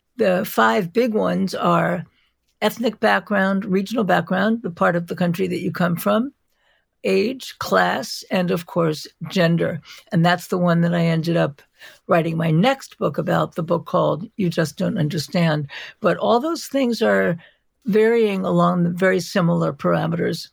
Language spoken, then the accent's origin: English; New York City, New York, United States; I am from New York. I'm from Brooklyn. I grew up in Brooklyn